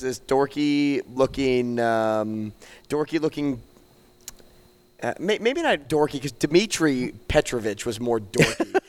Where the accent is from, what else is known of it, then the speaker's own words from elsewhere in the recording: St. Louis, Missouri, United States; now in Omaha, United States; growing up in Saint Louis